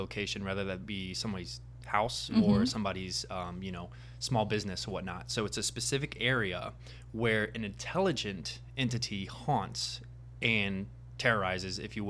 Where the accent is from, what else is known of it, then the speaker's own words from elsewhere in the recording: Indianapolis, Indiana, United States; now in Los Angeles, United States; I'm originally from Indianapolis, Indiana, so Midwest